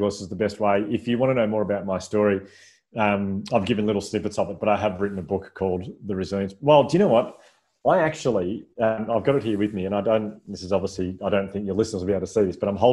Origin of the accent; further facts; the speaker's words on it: Melbourne, Victoria, Australia; I'm from Melbourne